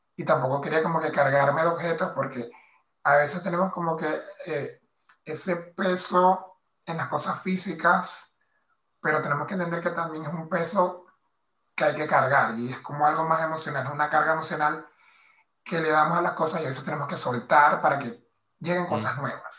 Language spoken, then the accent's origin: Spanish; Maracaibo, Zulia, Venezuela; moved away as an adult; now in Madrid, Spain; soy de Maracaibo, eh, del Zulia, nací y crecí en el primer barrio de, la comunidad Guayú de Maracaibo